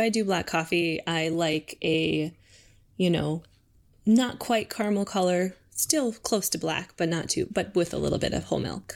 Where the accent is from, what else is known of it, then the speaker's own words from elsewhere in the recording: St. Cloud, Minnesota, United States; moved away as an adult; also born or lived in Moorhead, Minnesota / Albuquerque, New Mexico; now in Seattle, United States; I grew up in Minnesota. So, um, I'm originally from Saint Cloud, Minnesota